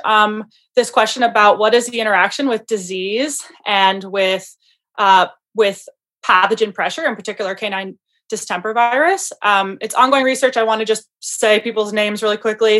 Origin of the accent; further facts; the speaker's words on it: Michigan, United States; moved away as an adult; also born or lived in Montana / Pennsylvania; I'm originally from Michigan